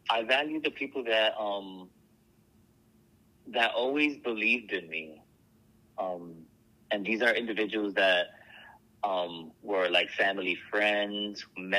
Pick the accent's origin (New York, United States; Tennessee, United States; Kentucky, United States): New York, United States; New York City; I grew up in the Boogie Down Bronx